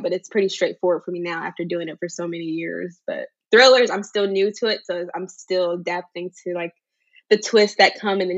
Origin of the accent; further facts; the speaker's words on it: Charlotte, North Carolina, United States; now in Concord, United States; I'm from Charlotte, North Carolina originally, but I currently reside in Concord, North Carolina.